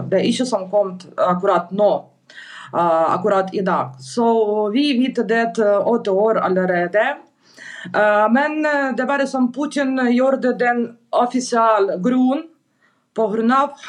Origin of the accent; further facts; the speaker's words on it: Donetsk, Donetsk Oblast, Ukraine; Norwegian is a second language; moved away as an adult; now in Norway; Ja, jeg kommer fra Donbas, fra Donetsk, men uh, Donetsk er okkupert fra russisk land siden 2014 år.